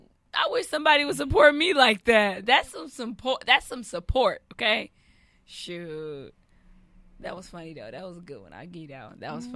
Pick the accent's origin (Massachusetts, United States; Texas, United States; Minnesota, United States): Texas, United States; Lubbock; I just remember earlier, Lubbock, Texas. That's where I was born and raised.